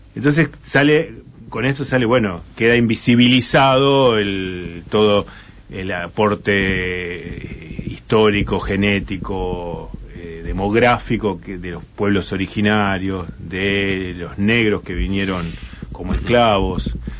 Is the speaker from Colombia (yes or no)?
no; Argentina; ¿Cómo nos van a tratar como argentinos?